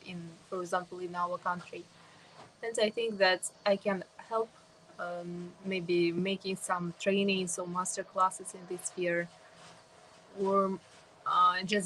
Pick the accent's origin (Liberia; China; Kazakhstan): Kazakhstan; I'm from Kazakhstan.